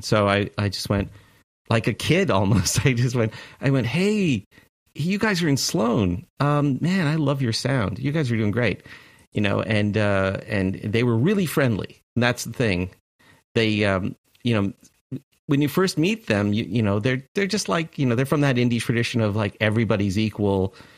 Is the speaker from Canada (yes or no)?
yes; Toronto, Ontario, Canada; moved away as an adult; now in United States; I was born in Toronto in, uh, in, in right downtown